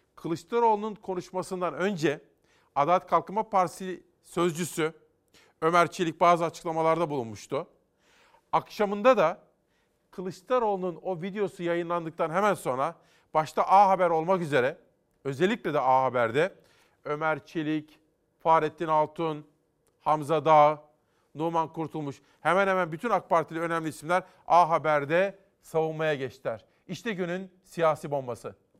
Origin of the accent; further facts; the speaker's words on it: Simav, Kütahya, Turkey; moved away; benim doğup büyüdüğüm Kütahya, Simav.